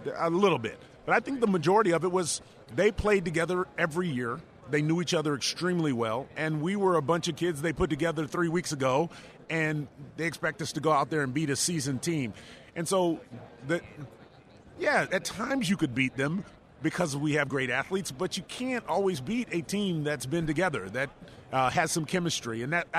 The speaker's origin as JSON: {"language": "English", "region": "Virginia", "country": "United States", "lives_now": "San Antonio, United States", "said": "I came from Virginia, so I grew up on the East Coast and all up and down the coast"}